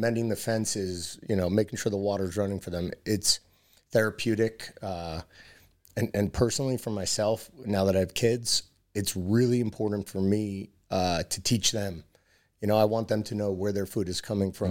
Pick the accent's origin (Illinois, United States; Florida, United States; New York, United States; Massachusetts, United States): New York, United States; New York City; friends growing up in New York City